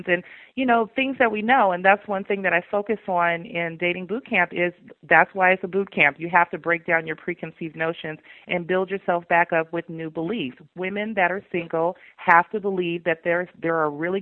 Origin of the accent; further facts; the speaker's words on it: the South, United States; I'm from the South